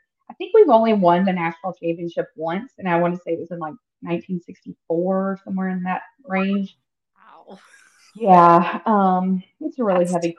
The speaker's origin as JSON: {"language": "English", "region": "Northwest Arkansas", "country": "United States", "tie": "born or raised there", "said": "I grew up in Northwest Arkansas, and Gus Malzahn was our high school coach"}